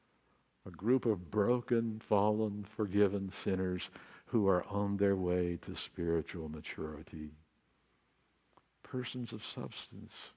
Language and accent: English; Texas Panhandle, United States; now in Laguna Beach, United States; I grew up on Route 66